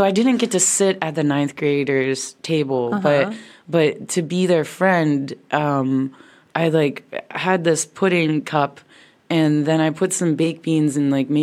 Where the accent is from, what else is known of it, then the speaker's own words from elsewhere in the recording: Johnstown, Pennsylvania, United States; growing up in Johnstown, Pennsylvania, I was kind of just, I was goofy